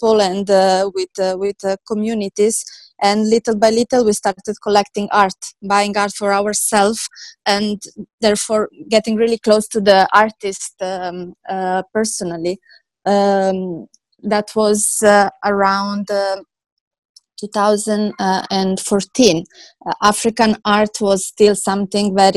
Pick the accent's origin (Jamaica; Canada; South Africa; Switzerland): Switzerland; moved away as an adult; also born or lived in Serbia; now in Dubai, United Arab Emirates; born in Serbia, and then I moved in Switzerland during the civil war in ex-Yugoslavia. In Switzerland, I finished my school as an accountant